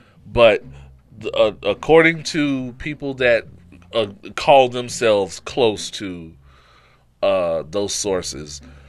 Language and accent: English; Brooklyn, New York, United States; Shout out to my hometown Brooklyn niggas.